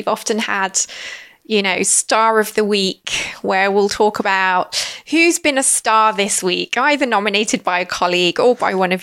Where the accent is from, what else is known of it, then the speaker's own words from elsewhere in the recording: United Kingdom; now in London, United Kingdom; being British